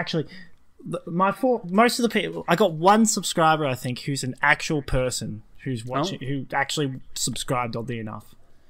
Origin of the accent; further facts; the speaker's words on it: Australia; since we're Australian